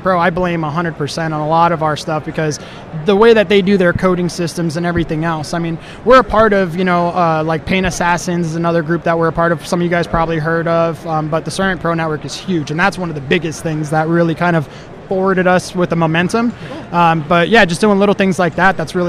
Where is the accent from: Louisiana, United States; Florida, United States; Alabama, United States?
Florida, United States; Fort Lauderdale; moved away as an adult; now in Klamath Falls, United States; I'm originally from South Florida, so born and raised Pompano, Deerfield Beach, Fort Lauderdale area